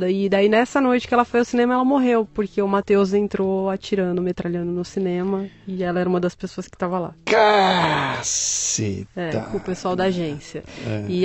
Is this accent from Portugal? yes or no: no; São Paulo, Brazil; born there; São Paulo.